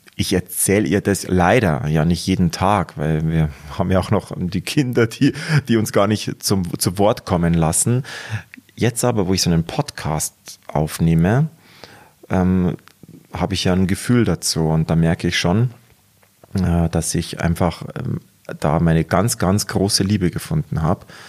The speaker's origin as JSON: {"language": "German", "town": "Munich", "region": "Bavaria", "country": "Germany", "accent": "Munich dialect (Bavarian)", "said": "ich möchte schon den authentischen Münchner Ton beibehalten"}